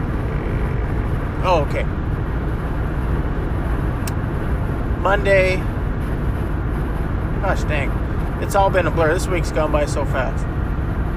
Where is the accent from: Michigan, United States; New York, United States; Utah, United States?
Utah, United States; I'm from Utah, where you could jump across most of the rivers